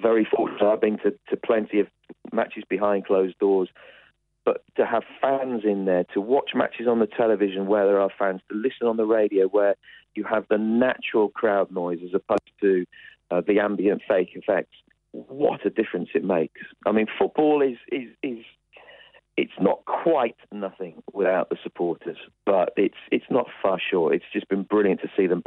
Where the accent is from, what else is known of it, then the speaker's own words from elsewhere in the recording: Birmingham, West Midlands, United Kingdom; in my hometown at the moment, the test match is going on in Birmingham